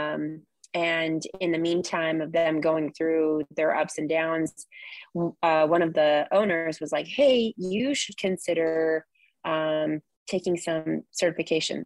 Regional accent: Orange County, California, United States; also born or lived in San Luis Obispo; now in Ventura, United States; I come from Orange County

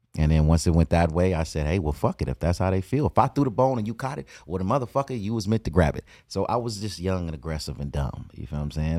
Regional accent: Compton, California, United States; born and raised in Compton.

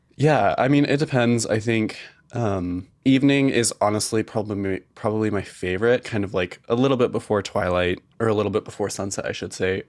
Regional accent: outside of Boise, Idaho, United States; I grew up outside of Boise

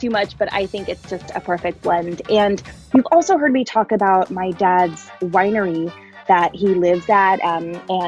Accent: the Bay Area, California, United States; moved away as an adult; now in Seattle, United States; I grew up in the Bay Area with all 5 of us under the same roof

